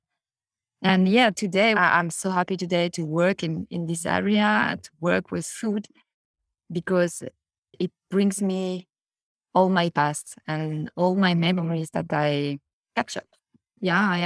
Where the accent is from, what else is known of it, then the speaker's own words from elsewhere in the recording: Paris, Île-de-France, France; English is a second language; I'm coming from Paris, but all my family is coming from the south of France